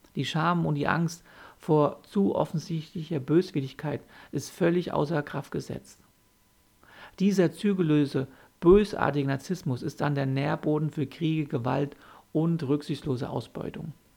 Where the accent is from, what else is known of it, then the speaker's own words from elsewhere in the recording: Germany; bei uns in Deutschland